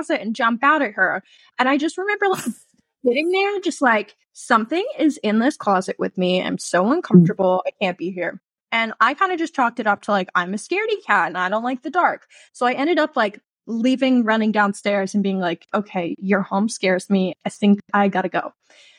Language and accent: English; New Jersey, United States; I am from a small old historical town in New Jersey, right along the Delaware. So that like famous photo of Washington crossing the Delaware is like a mile from where I grew up